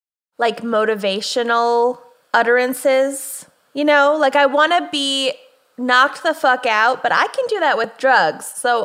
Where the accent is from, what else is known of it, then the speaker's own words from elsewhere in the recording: Kenya; now in United States; Fuck it, whatever. I'm Kenyan.